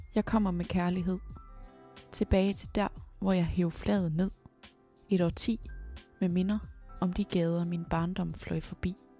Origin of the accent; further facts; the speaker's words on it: Ebeltoft, Central Denmark Region, Denmark; Nu er jeg jo fra Æbeltoft